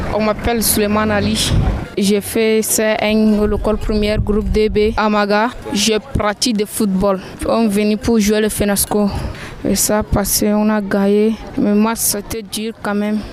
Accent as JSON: {"language": "French", "area": "Mayo-Danay", "region": "Far North", "country": "Cameroon", "said": "Je viens de Epemaga 2 Danaï"}